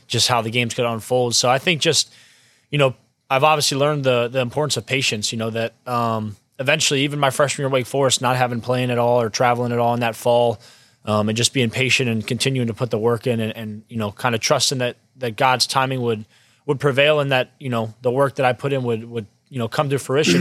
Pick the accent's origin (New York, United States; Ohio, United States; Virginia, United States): Virginia, United States; Springfield; I'm from Springfield, Virginia, Northern Virginia, about thirty-five minutes away from, uh, College Park